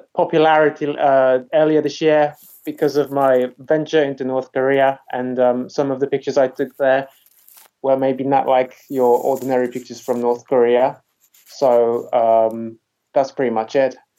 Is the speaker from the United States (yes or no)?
no; Poland; moved away as an adult; now in England, United Kingdom; I come from Poland. I didn't really like it, and uh, I moved out when I was 24